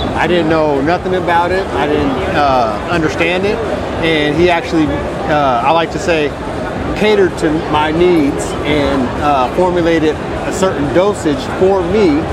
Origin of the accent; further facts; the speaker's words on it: Washington, United States; Washington State.